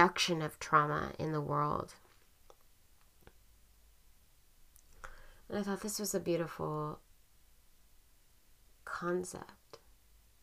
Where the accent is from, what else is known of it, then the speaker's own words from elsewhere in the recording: Portland, United States; now in San Francisco, United States; I grew up in Portland